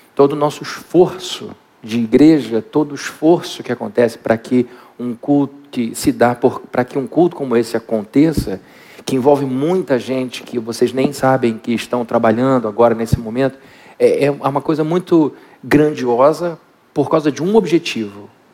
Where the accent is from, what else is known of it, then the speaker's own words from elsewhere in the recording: Brazil; como bons brasileiros